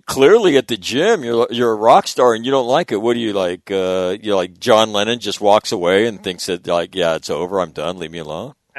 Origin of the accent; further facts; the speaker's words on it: Sacramento, California, United States; where I grew up in Sacramento